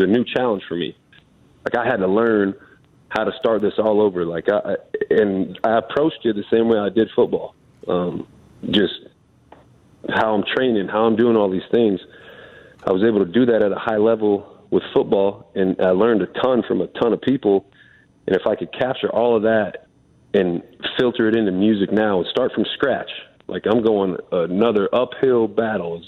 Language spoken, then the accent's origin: English; Nebraska, United States; I grew up in Nebraska